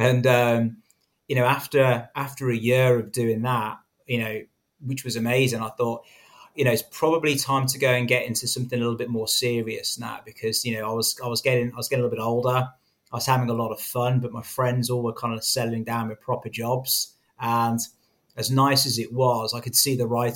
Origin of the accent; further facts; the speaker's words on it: Coventry, West Midlands, United Kingdom; moved away as an adult; also born or lived in London / Spain; now in Singapore; my hometown of Coventry